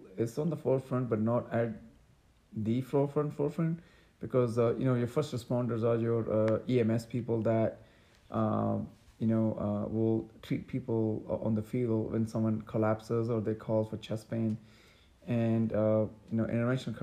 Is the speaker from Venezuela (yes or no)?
no; Pakistan; moved away as an adult; also born or lived in New York City, United States; now in Dallas, United States; I grew up in Pakistan